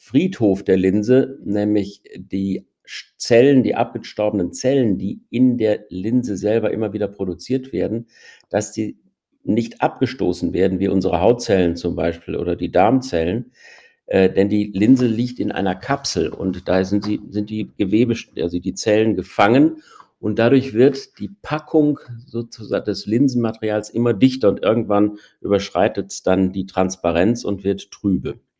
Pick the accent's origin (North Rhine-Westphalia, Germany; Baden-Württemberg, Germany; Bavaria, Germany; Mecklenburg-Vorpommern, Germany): North Rhine-Westphalia, Germany; Ich stamme aus dem Ruhrgebiet, habe in Münster Medizin studiert, bin dann zu meiner Ausbildung zum Augenarzt wieder zurück ins Ruhrgebiet gegangen